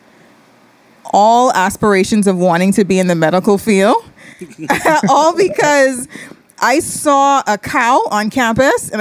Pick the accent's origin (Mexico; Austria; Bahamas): Bahamas; Nassau, New Providence; Born and raised, Fox Hill gal.